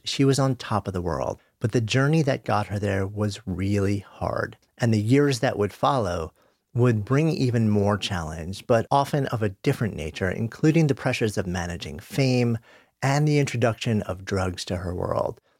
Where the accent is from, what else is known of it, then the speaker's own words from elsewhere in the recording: New York, United States; I'm a New Yorker, I grew up just outside of New York, I've been in the city for thirty years